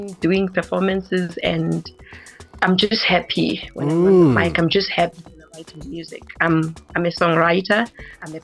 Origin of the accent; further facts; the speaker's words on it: Tembisa, Gauteng, South Africa; also born or lived in Bulawayo, Zimbabwe; I grew up in Tembisa